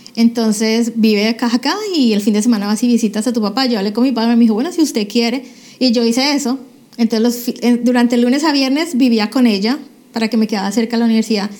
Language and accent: Spanish; Cali, Valle del Cauca, Colombia; moved away as an adult; now in United States; yo eh, nací en Cali, Colombia, hace ya 42 años